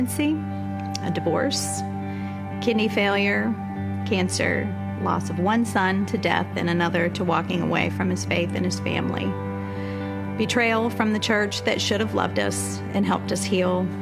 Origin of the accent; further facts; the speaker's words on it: Southern Ohio, United States; We raised the boys where we grew up in Southern Ohio